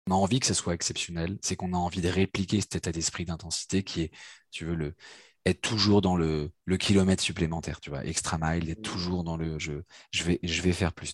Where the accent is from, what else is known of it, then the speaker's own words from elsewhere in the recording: Paris, Île-de-France, France; je suis parisien, j'ai grandi et vécu à, Paris